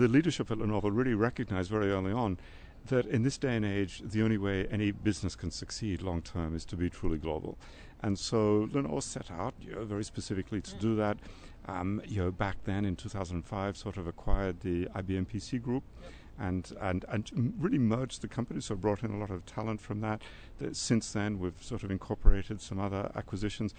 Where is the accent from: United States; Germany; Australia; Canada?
Australia; I'm Australian